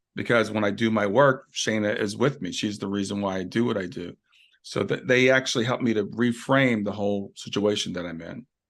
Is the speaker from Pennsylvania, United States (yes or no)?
no; Columbus, Ohio, United States; also born or lived in Kentucky; now in Cincinnati, United States; I grew up in Columbus, but I'm in Cincinnati now.